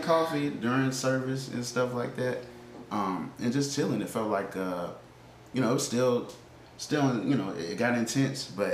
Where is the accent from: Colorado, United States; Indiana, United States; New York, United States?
Indiana, United States; now in Montgomery, United States; growing up in Indiana